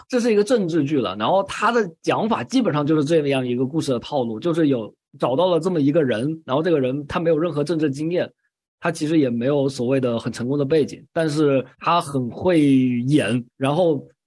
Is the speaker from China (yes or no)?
yes; China; 我们中国人